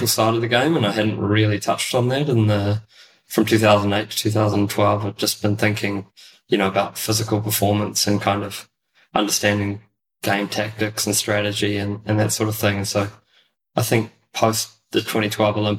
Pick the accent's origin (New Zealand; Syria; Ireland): New Zealand; also born or lived in Auckland / Netherlands; when I was a young kid growing up in New Zealand